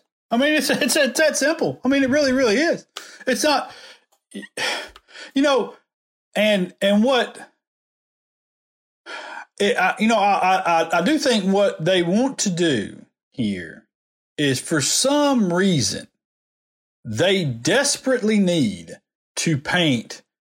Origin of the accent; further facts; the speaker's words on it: the South, United States; this is my heritage. I'm from the South.